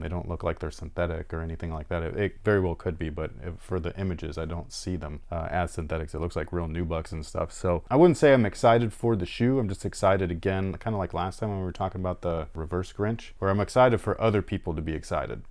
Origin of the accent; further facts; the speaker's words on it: Bay Area, California, United States; now in Sacramento, United States; I'm from the Bay Area